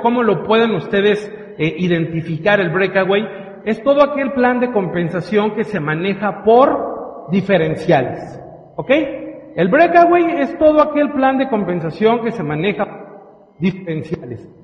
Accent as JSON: {"language": "Spanish", "country": "Mexico"}